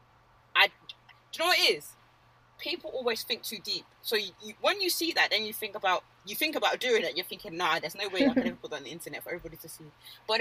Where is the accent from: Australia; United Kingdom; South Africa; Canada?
United Kingdom; I'm British.